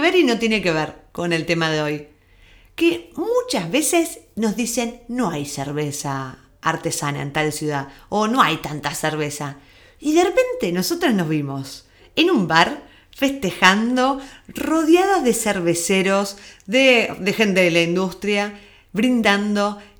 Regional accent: Argentina; moved away; nuestro acento, de que venimos de Argentina

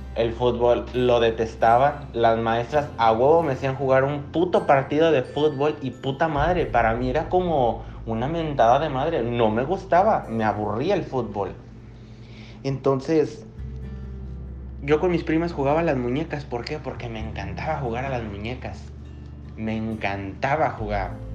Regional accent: Tepatitlán de Morelos, Jalisco, Mexico; now in Canada; yo nazco un 28 de diciembre de 1997 a las 5 de la tarde en Tepatitlán de Morelos

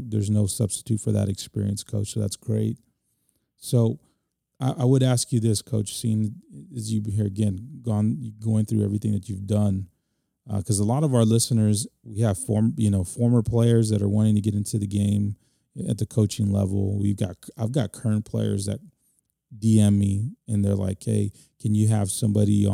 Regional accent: San Antonio, Texas, United States; They were in my hometown on my home turf

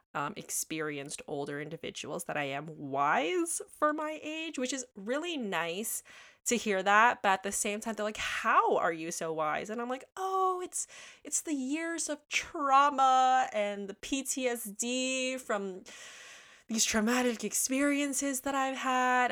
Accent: Toronto, Ontario, Canada; I grew up in Toronto, Ontario, Canada

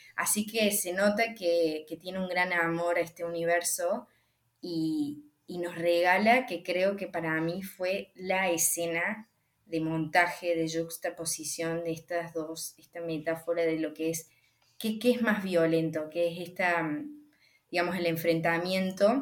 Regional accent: Argentina; hay una conexión con nuestro país

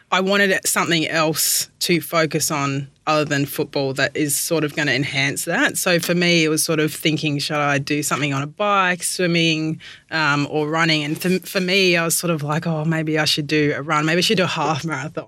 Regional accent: Perth, Western Australia, Australia; moved away as an adult; also born or lived in Brighton, England / Brisbane; now in Melbourne, Australia; born in the UK, moved to Perth when I was 7

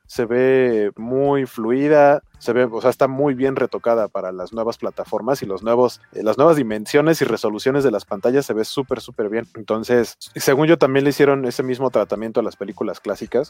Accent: Mexico City, Mexico; tanto Beto como yo somos eh, hermanos de la República de Iztapalapa

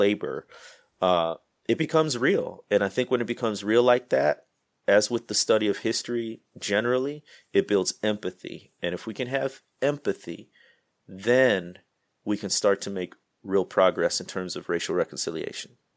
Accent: Midwest, United States; moved away as an adult; also born or lived in Mississippi Delta; now in Mississippi, United States; I grew up in the Midwest, moved down south, man, 13 years ago now.

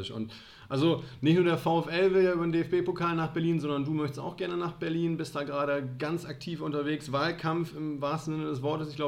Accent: Italy; now in Osnabrück, Germany; zum Glück komme ich ja aus den Dolomiten

